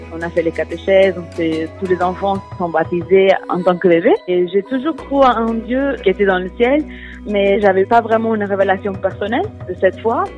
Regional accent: Portugal; French is a second language; moved away as an adult; now in France; Je suis portugaise et j'habite habité au Portugal jusqu'à mes 22 ans et j'ai déménagé euh, en France depuis 8 ans

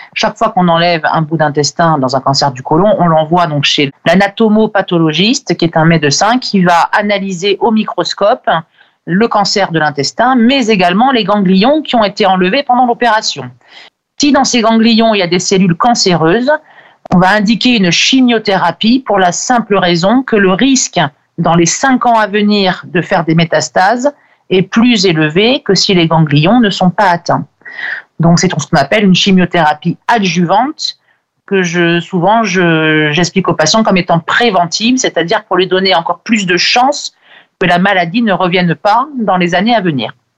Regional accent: France; chez nous en France

